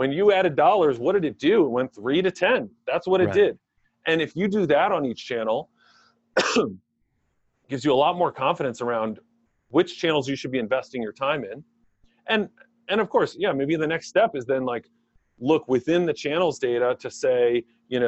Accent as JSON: {"language": "English", "region": "Maryland", "country": "United States", "tie": "born or raised there", "also_born_or_lived": "State College, Pennsylvania / Silver Spring, Maryland / Gaithersburg, Maryland", "said": "We quickly moved to Maryland, grew up in Silver Spring up until third grade, and then moved to Gaithersburg, Maryland in fourth grade"}